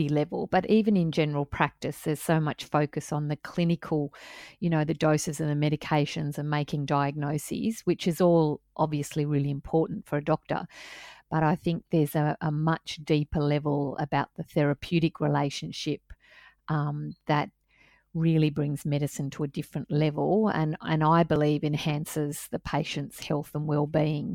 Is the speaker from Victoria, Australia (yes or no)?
no; Coffs Harbour, New South Wales, Australia; I grew up in Coffs Harbour